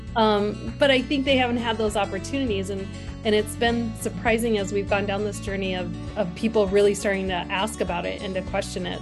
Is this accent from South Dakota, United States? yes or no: yes; Sturgis, South Dakota, United States; now in Faulkton, United States; I was raised on the western part of the state, so I'm originally from the Sturgis area